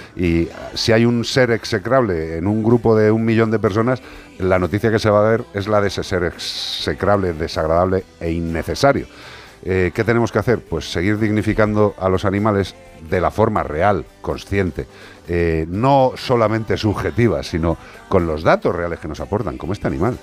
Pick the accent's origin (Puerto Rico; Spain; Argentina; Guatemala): Spain; Galicia; en mi tierra